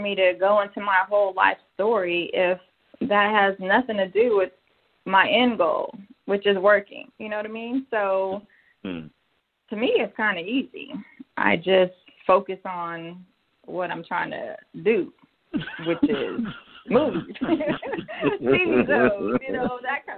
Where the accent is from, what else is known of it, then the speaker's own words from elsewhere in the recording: San Antonio, Texas, United States; moved away; I'm from San Antonio